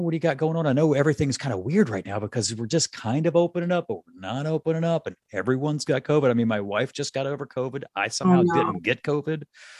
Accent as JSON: {"language": "English", "region": "Mississippi", "country": "United States", "also_born_or_lived": "upstate New York", "moved": "yes", "lives_now": "Chicago, United States", "said": "I'm a transplant. I'm originally from Mississippi. I moved here from upstate New York, where I was working at that time."}